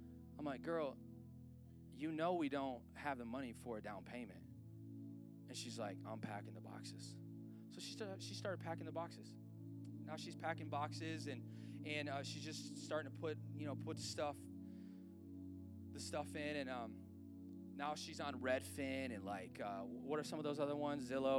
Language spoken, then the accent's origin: English; about an hour from Detroit, Michigan, United States; moved away as an adult; now in Colorado, United States; we grew up in like an hour from Detroit, which has really been in decline since the 60s, okay? So that's where we grew up.